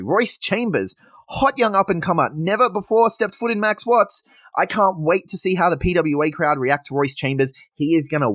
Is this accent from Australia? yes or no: yes; Sydney, New South Wales, Australia; now in Adelaide, Australia; I come from Sydney originally